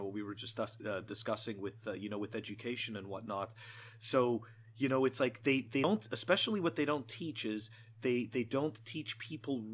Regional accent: Montreal, Quebec, Canada; moved away; I'm originally from Montreal, so I'm giving you the perspective from like a Canadian

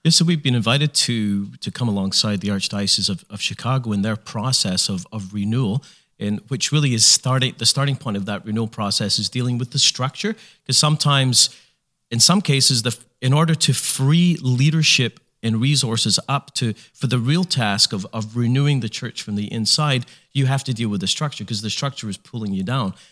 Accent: Canada; we're Canadian.

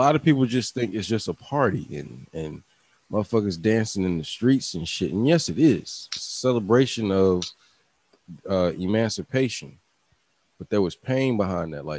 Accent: Virginia, United States; I'm from Virginia

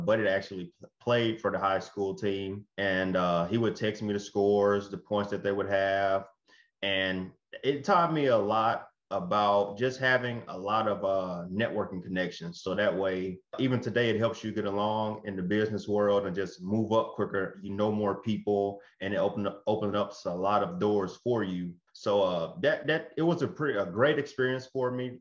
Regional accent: Blytheville, Arkansas, United States; moved away; also born or lived in Memphis; Blyville, Arkansas, where I'm from, my hometown.

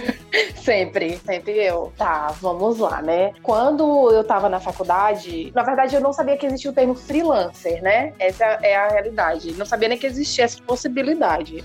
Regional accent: Fortaleza, Ceará, Brazil; Eu sou cearense, hum. né? Uhum. Nascida e criada em Fortaleza

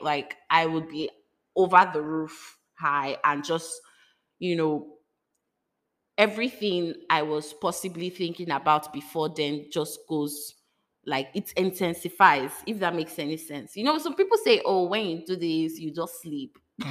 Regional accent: Lagos, Nigeria; You know, I'm coming from Lagos, Nigeria, where, you know, it's not like they don't do it, but like, you are hiding.

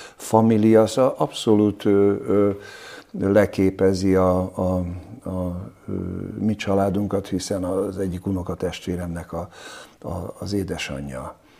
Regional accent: Budapest, Hungary; Én Csepelen nőttem föl

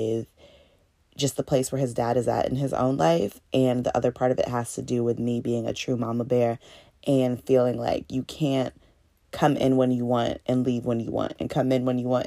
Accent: Northern Virginia, United States; now in Atlanta, United States; I'm actually from Virginia. Shout out to Northern Virginia

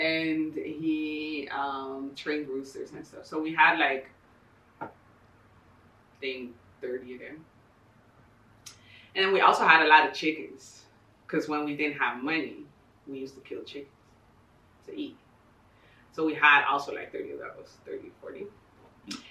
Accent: Ecuador; also born or lived in Bogota, Colombia; And then we moved to Ecuador.

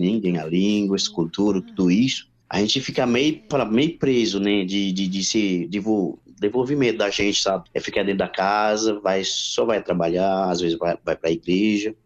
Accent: Haiti; Portuguese is a second language; now in Brazil; eu sou haitiano

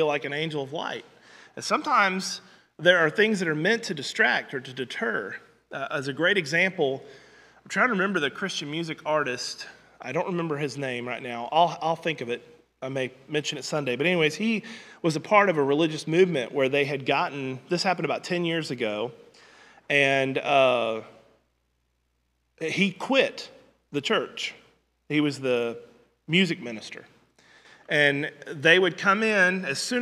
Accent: Southwest Missouri, United States; I grew up in Southwest Missouri most of my life.

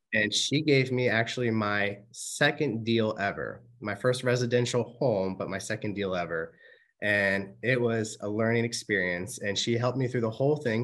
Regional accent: Manassas, Virginia, United States; also born or lived in Woodbridge, Virginia / Richmond, Virginia / Louisa, Virginia / Maryland; we're from Manassas, or I'm from Manassas

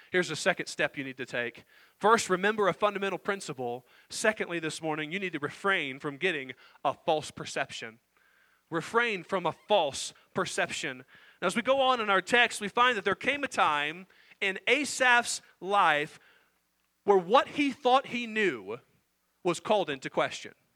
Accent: Indiana, United States; I grew up in Indiana

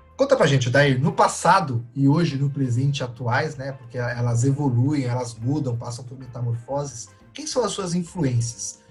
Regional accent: São Paulo, Brazil; Eu, eu sou paulista, também nascido no asfalto

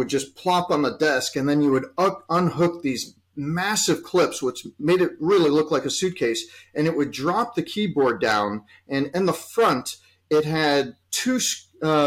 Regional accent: Chicago, Illinois, United States; here in my hometown of Chicago

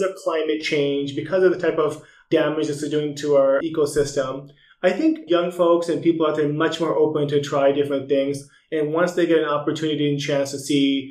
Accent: United States; As an American

